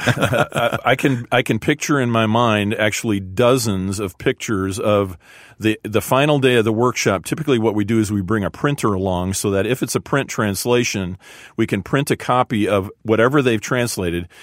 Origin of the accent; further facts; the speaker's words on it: a suburb of Chicago, Illinois, United States; I grew up in a suburb of Chicago